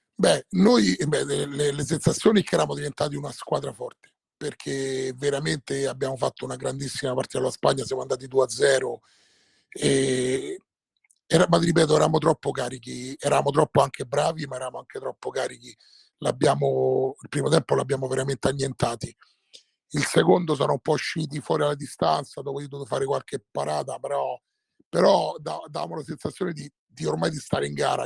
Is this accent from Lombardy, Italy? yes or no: no; Rome, Lazio, Italy; essendo romano, romanista